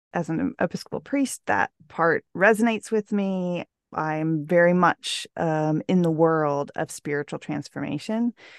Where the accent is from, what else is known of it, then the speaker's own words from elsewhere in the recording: Houston, Texas, United States; all lived within about a fifteen-minute radius of our house when I was growing up in Houston